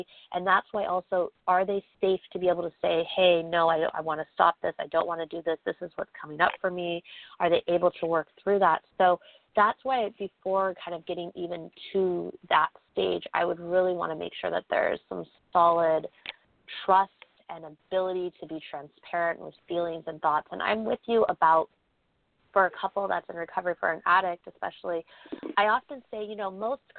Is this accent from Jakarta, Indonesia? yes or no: no; Bali, Indonesia; also born or lived in United States; Because I grew up there. So while I am American born, my family moved over there when I was young. So I grew up there. So I've got a lot of connections to Bali